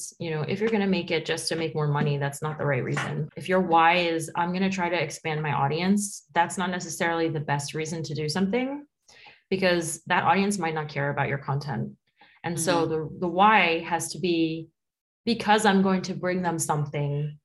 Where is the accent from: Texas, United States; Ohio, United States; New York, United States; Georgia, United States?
New York, United States; New York City; born or raised there; first language Spanish; English is a second language; moved away as an adult; now in Paris, France